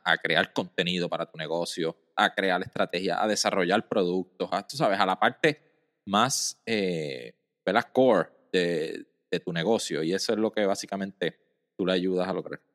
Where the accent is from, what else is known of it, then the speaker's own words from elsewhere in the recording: Mayagüez, Puerto Rico; yo soy del área de Mayagüez, Mayagüez en Puerto Rico, eso queda al oeste